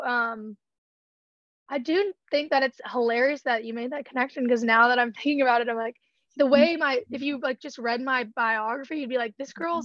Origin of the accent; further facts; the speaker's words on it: Georgia, United States; I'm from Georgia, so obviously country music was a big part of growing up